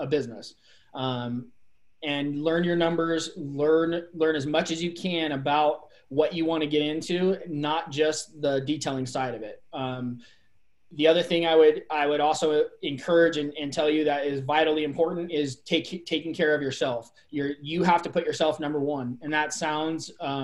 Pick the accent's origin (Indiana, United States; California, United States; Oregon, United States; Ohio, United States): California, United States; Bay Area; now in Redmond, United States; I grew up in the Bay Area